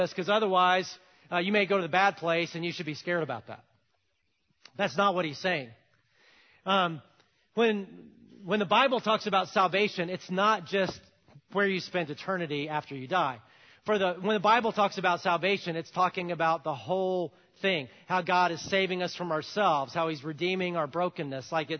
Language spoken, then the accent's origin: English; Alabama, United States; I'm from Alabama